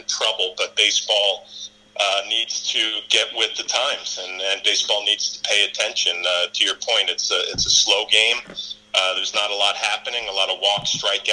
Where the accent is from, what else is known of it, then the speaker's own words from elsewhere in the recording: Rockland County, New York, United States; I grew up in Rockland County, New York